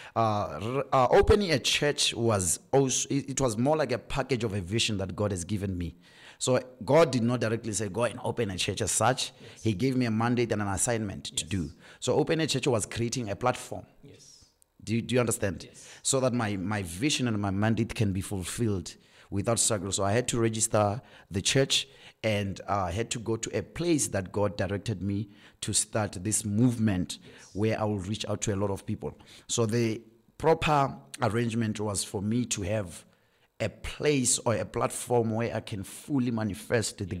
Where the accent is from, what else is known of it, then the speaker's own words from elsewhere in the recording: Francistown, Botswana; moved away as an adult; also born or lived in Gaborone / Mahalapye; I was born in Francistown, raised in Francistown